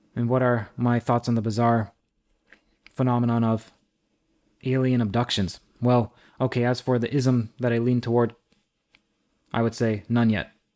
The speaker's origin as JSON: {"language": "English", "country": "Trinidad & Tobago", "said": "I'm from Trinidad."}